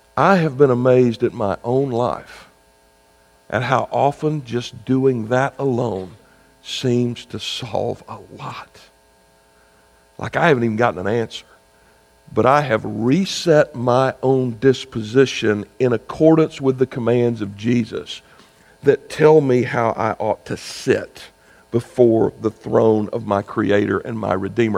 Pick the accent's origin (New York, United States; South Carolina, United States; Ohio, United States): South Carolina, United States; my home state of South Carolina